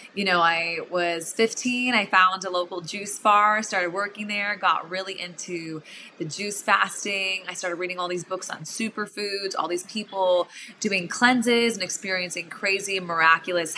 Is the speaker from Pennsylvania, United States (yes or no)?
no; Illinois, United States; I grew up in Illinois